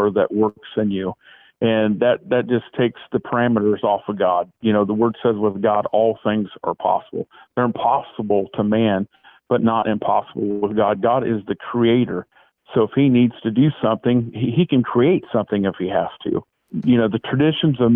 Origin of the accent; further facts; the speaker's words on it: St. Marys, Ohio, United States; I'm from St. Mary's, and I'm from Shekinah Temple. I've been here for over 37 years at St. Mary's